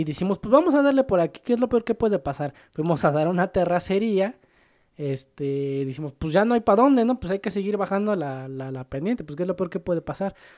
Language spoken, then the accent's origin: Spanish; Mexico; Yo soy más mexicano que el nopal